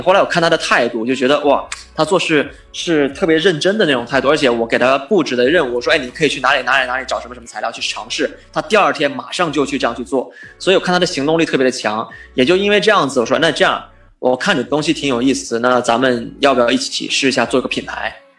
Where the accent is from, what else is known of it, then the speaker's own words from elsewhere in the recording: China; moved away as an adult; now in Los Angeles, United States; 作为一个留学生来到美国，中国留学生